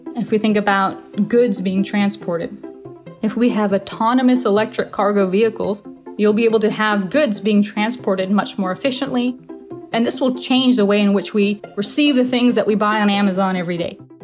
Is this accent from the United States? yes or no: no; Hounslow, London, United Kingdom; I grew up in Hounslow, United Kingdom, just outside of London, about 30 minutes outside of London